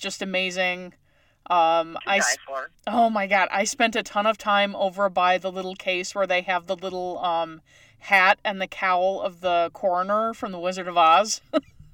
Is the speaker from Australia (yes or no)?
no; Newfoundland and Labrador, Canada; moved away; I'm originally from Newfoundland, Canada